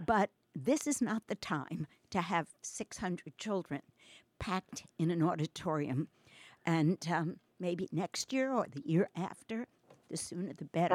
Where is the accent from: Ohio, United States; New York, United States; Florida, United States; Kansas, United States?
New York, United States; moved away; I'm from New York